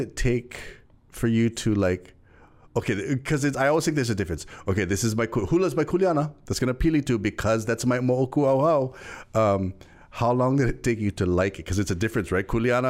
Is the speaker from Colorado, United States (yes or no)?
no; Hawaii, United States; We know growing up, we're Hawaiian. We see that. We're told that.